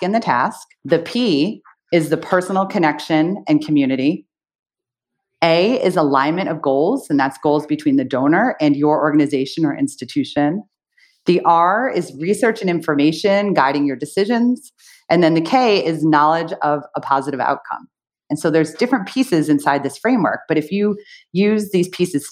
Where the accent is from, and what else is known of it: United States; also born or lived in United Kingdom